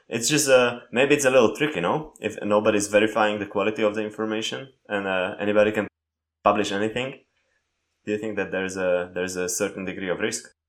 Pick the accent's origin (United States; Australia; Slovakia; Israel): Slovakia; English is a second language; growing up in Slovakia